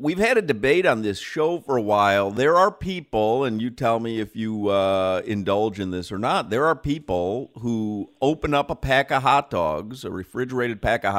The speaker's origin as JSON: {"language": "English", "town": "Chicago", "region": "Illinois", "country": "United States", "tie": "born or raised there", "said": "But I'm from Chicago. I grew up in Chicago. That is hot dog central."}